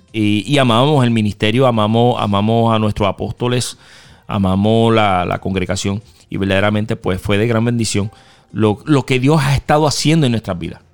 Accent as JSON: {"language": "Spanish", "town": "Mayagüez", "country": "Puerto Rico", "moved": "yes", "said": "yo soy Mayagüe"}